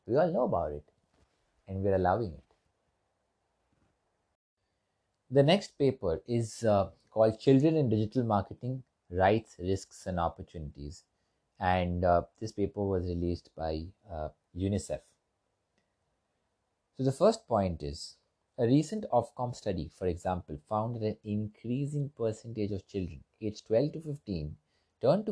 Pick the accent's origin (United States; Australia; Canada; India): India; I'm from India, and we were colonized for quite a long period of time